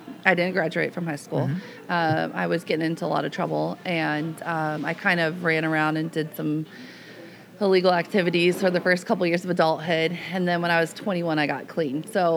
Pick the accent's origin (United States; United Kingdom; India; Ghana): United States; Los Angeles County, California; moved away as an adult; now in Camino Island, United States; I grew up in Los Angeles, and I moved to Camino Island 9 years ago.